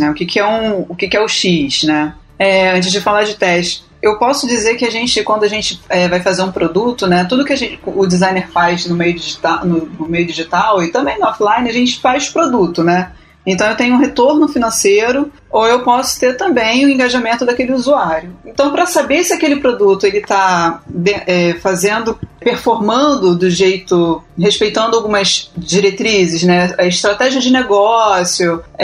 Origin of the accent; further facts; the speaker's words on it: Rio de Janeiro, Brazil; accent: carioca; also born or lived in São Paulo; Tô em quarentena aqui na minha cidade. Acho que alguém pode ter percebido pelo meu sotaque. Eu sou carioca.